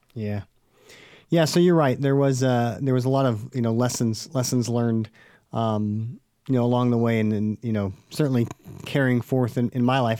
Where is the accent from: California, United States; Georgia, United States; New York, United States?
California, United States; Stockton; I'm from Stockton